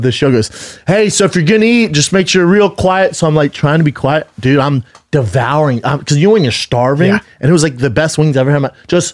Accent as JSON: {"language": "English", "town": "Denver", "region": "Colorado", "country": "United States", "also_born_or_lived": "Venice, Los Angeles (summers)", "moved": "yes", "lives_now": "Los Angeles, United States", "said": "I'm from Denver"}